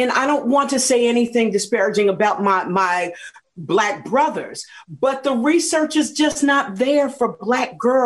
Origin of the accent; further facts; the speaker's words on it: New Jersey, United States; I grew up in New Jersey